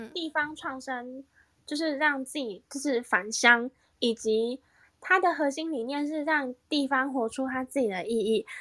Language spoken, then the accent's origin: Chinese; Keelung, Taiwan; 我是基隆人